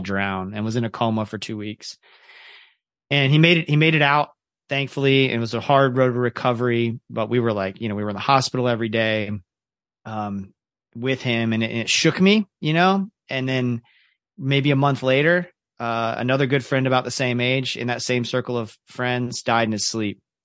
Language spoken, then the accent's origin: English; Ocala, Florida, United States; also born or lived in Kentucky / Jacksonville, Florida; now in Orlando, United States; I grew up in Central Florida